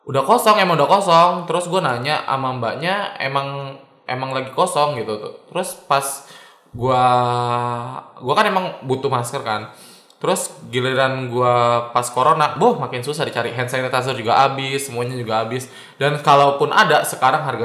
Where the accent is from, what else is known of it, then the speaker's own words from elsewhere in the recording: Jakarta, Indonesia; Misalkan gua nih yang di lockdown Jakarta, gua kan orang Jakarta